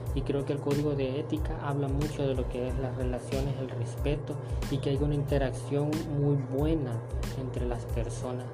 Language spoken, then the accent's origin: Spanish; El Salvador; como salvadoreños que somos